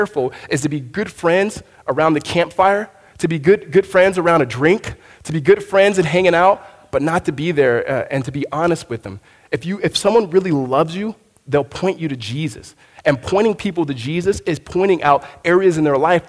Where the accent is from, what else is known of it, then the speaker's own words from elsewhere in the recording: Southern California, United States; moved away as an adult; now in Arizona, United States; I'm from Southern California